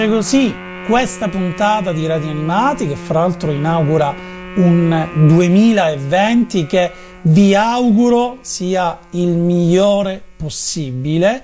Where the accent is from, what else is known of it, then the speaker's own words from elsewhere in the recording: Italy; noi siamo italiani e siamo abituati a studiare a scuola la Divina Commedia